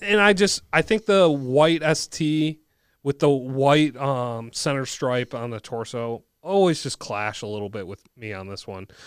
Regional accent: Bloomington, Minnesota, United States; I grew up in Jefferson

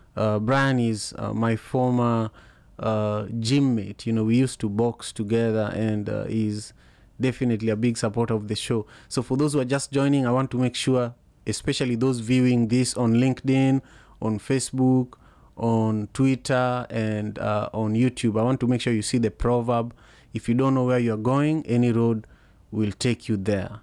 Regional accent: Kisumu, Kisumu County, Kenya; English is a second language; now in Seattle, United States; in Kisumu, in the slum where I grew up

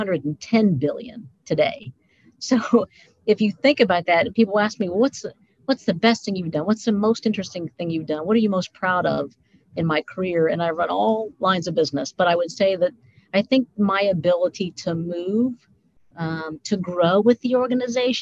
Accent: Mount Vernon, Ohio, United States; So we grew up in Mount Vernon, Ohio

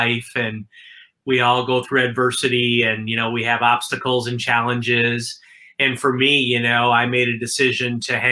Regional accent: Milwaukee, Wisconsin, United States; I'm originally from Milwaukee, Wisconsin

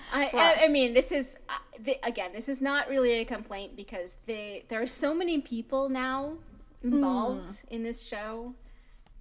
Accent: United States; as an American

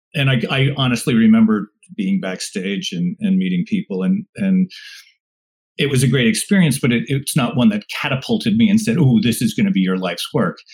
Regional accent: Rockland County, New York, United States; i i grew up just outside of New York City in Rockland County

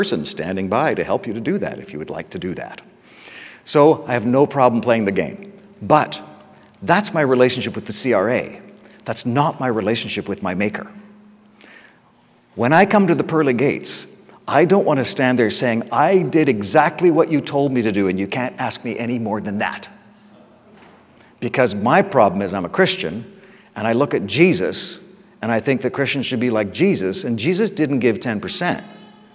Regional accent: England, United Kingdom; I'm English, I'm so English.

